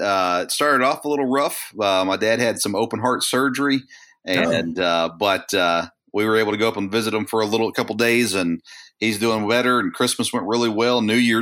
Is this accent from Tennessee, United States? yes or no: yes; Murfreesboro, Tennessee, United States; moved away as an adult; now in Lexington, United States; I grew up in Murfreesboro, Tennessee. Nice. And I left Tennessee in 2010.